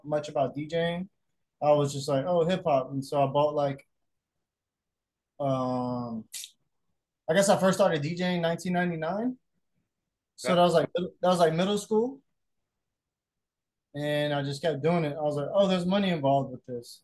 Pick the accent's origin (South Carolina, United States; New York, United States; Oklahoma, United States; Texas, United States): South Carolina, United States; Aiken; moved away as an adult; also born or lived in Augusta, Georgia; now in Charleston, United States; I grew up in South Carolina, the Carolina, Georgia border. And it was in Aiken, South Carolina, Augusta, Georgia.